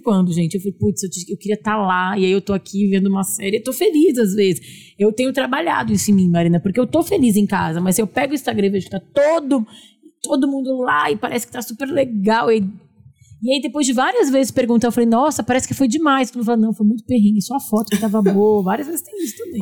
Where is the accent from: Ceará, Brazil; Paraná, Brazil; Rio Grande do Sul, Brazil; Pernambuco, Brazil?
Rio Grande do Sul, Brazil; Porto Alegre; now in São Paulo, Brazil; Nós também somos gaúchas de Porto Alegre